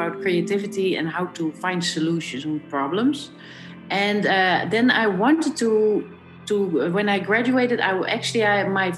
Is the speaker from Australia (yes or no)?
no; Netherlands; I'm born in Holland